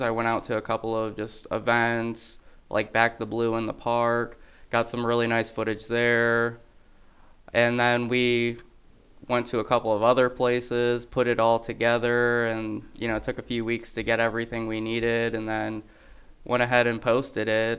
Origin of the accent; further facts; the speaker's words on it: Toledo, Ohio, United States; now in Adams County, Illinois, United States; I'm originally from Ohio